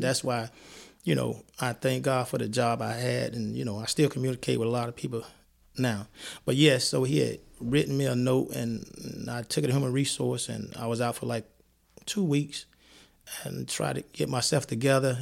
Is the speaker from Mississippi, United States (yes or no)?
yes; Columbia, Mississippi, United States; moved away as an adult; also born or lived in New Jersey; now in Madison, United States; I'm from Columbia, Mississippi, home of Walter Payton, a football player, where I moved then to New Jersey